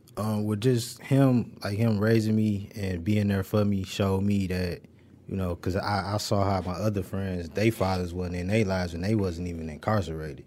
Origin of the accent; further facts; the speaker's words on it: Detroit, Michigan, United States; I'm from the west side. I went to Northwestern and Murray Wright High School, so from the Linwood, Dexter area.